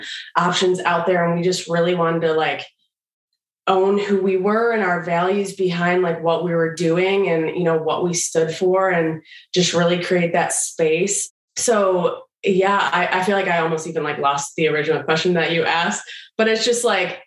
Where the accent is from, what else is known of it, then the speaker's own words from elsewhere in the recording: Michigan, United States; we're both from Michigan